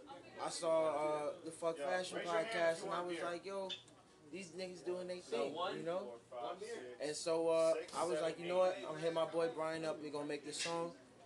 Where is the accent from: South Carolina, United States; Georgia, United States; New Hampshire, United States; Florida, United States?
Florida, United States; Pensacola; I'm from Pensacola, Florida. I went to Tay High School, go to ACC right now.